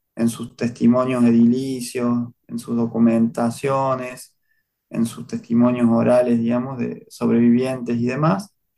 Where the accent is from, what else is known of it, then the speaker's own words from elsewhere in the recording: Córdoba, Argentina; yo nací en Córdoba en el año 76